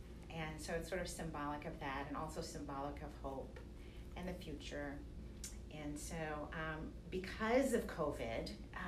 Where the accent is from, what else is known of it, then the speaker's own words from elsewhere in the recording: New York City, New York, United States; My mother is from Austin, Texas, and they met in New York. So I think that makes me a New Yorker. And I lived in New York for almost 20